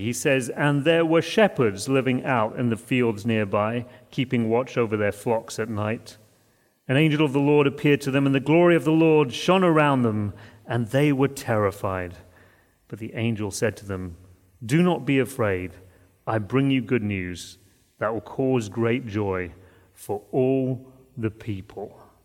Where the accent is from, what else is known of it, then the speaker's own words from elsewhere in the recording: United Kingdom; moved away; we grew up in Britain